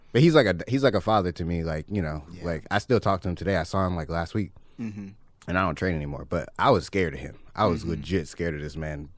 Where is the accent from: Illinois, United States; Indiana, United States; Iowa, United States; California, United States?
California, United States; Compton; Born and raised in Compton.